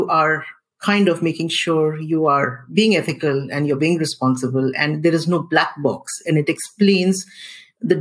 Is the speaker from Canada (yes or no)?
no; Singapore; I am a Singaporean